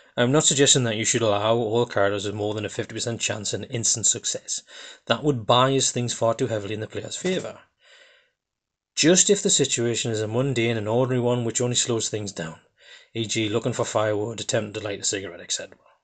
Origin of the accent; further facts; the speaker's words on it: Geordie, North East England, United Kingdom; accent: Geordie; I'm actually a Geordie from the northeast of England.